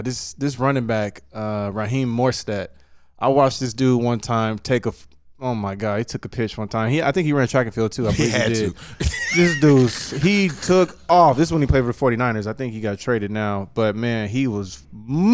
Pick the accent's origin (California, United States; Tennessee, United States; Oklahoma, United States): California, United States; San Diego; I grew up in San Diego. I grew up in San Diego.